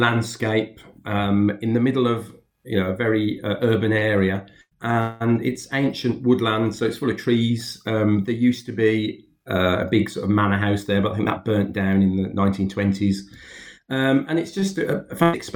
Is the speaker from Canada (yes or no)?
no; Birmingham, West Midlands, United Kingdom; I was brought up in Handsworth, so still in Birmingham.